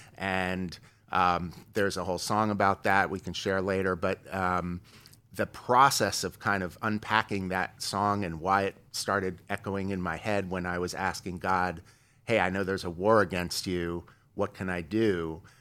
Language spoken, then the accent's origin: English; Beverly Hills, California, United States; also born or lived in New York; I was born in New York, uh, in the sixties. Uh, my family moved to Beverly Hills when I was young. uh, about third, fourth grade, moved out here